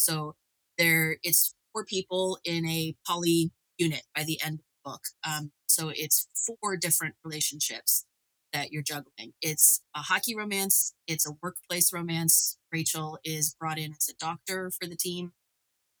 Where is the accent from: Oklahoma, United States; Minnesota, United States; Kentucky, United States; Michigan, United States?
Kentucky, United States; Northern; I grew up in Kentucky, Northern Kentucky